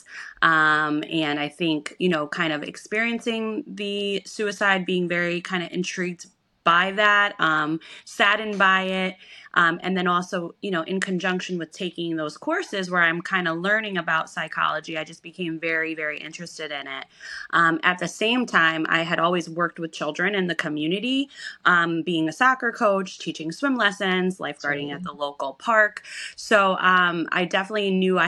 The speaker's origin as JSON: {"language": "English", "town": "Schenectady", "region": "New York", "country": "United States", "tie": "born or raised there", "said": "we're from Schenectady, New York"}